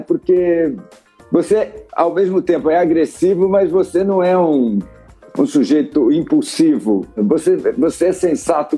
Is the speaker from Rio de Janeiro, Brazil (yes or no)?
no; Santos, São Paulo, Brazil; moved away; Eu sou de Santos, vivi em São Paulo